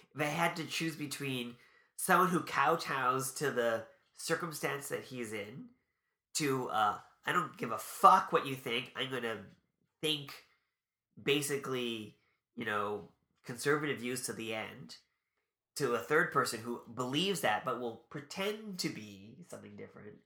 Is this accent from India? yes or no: no; Canada; we're Canadian